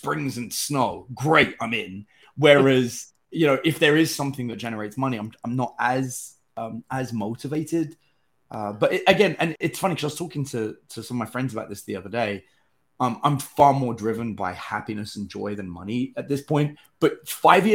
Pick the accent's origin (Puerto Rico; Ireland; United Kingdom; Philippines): United Kingdom; England; now in United States; As an English person